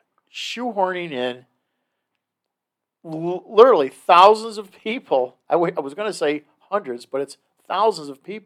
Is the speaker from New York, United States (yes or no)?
yes; Kenmore, New York, United States; I, of course, hold all allegiance to the Kenmore West Blue Devils.